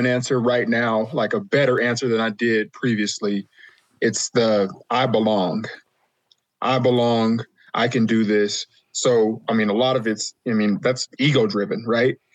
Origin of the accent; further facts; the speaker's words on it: Las Vegas, Nevada, United States; when I was growing up in Vegas